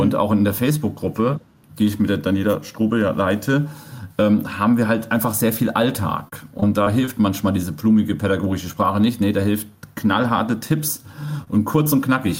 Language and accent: German; Germany; Ich bin auf dem Dorf groß geworden